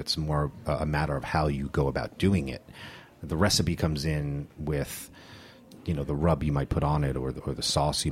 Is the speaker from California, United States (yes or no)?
no; New Jersey, United States; moved away as an adult; now in New York City, United States; I grew up in North Jersey, just north of the George Washington Bridge